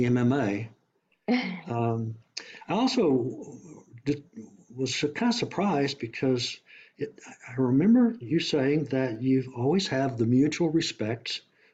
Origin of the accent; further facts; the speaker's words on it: Oklahoma, United States; also born or lived in Nashville / Dallas; I grew up some in Oklahoma